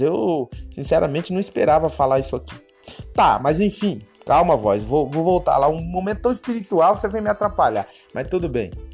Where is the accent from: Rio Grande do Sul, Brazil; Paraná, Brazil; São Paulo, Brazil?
São Paulo, Brazil; eu sou paulistano, mas meu sangue é de nordestino. Meus avós é pernambucano